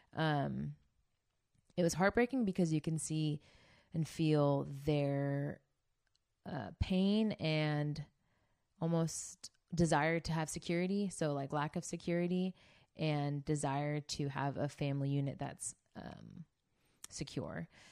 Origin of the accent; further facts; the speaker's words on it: Bay Area, California, United States; moved away as an adult; also born or lived in Santa Barbara; now in Orange County, United States; I'm from the Bay Area.